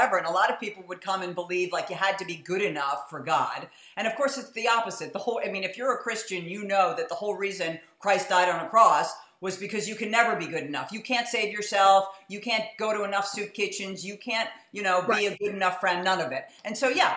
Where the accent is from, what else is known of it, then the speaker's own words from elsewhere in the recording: New York City, New York, United States; moved away; I grew up in New York City.